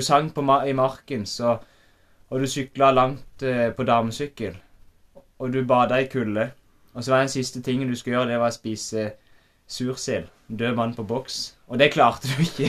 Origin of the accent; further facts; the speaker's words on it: Øvrebø, Agder, Norway; jeg har vokst opp på Homme gård.